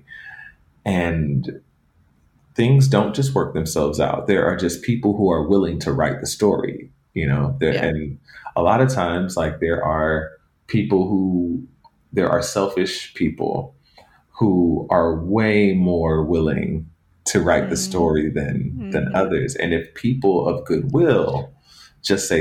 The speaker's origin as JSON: {"language": "English", "town": "Atlanta", "region": "Georgia", "country": "United States", "tie": "born or raised there", "said": "I grew up in Atlanta, where the legacy of the civil rights movement is very potent there."}